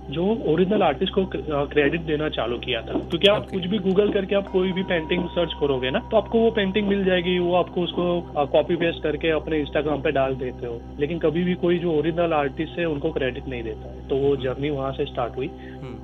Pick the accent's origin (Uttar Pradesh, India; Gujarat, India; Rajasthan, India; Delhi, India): Gujarat, India; Ahmedabad; मैं बेसिकली अहमदाबाद से हूँ